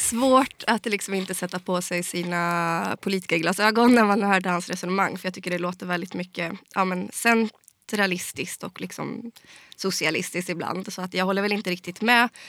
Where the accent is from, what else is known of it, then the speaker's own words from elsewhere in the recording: Skaraborg, Västra Götaland, Sweden; jag var en av riksdagskandidaterna från, från Skaraborg då, där jag kommer ifrån